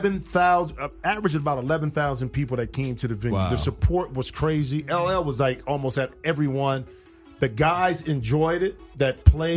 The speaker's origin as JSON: {"language": "English", "town": "Toledo", "region": "Ohio", "country": "United States", "moved": "yes", "lives_now": "Los Angeles, United States", "said": "I'm from Toledo, Ohio."}